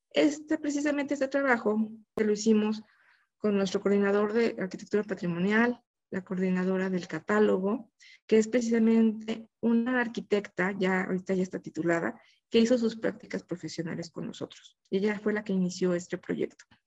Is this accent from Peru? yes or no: no; Mexico; como mexicanos